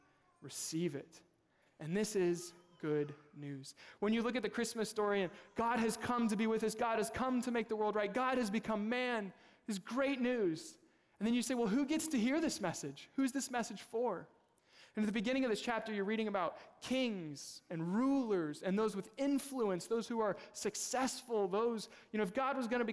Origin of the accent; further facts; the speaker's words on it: Kansas, United States; moved away; I'm originally from Kansas. We lived in Kansas City.